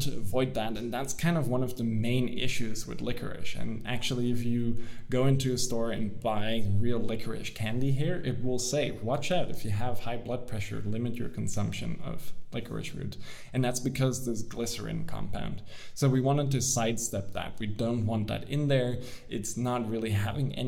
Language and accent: English; Netherlands; moved away as an adult; also born or lived in United States; I'm from the Netherlands now